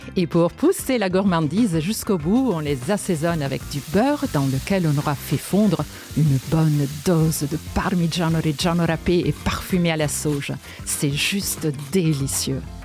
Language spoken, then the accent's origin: French; Genoa, Liguria, Italy; moved away; je suis née à Gênes, en Italie